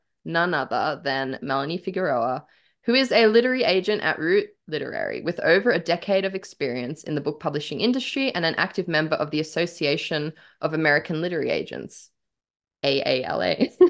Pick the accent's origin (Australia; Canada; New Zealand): Australia; an iconic Australian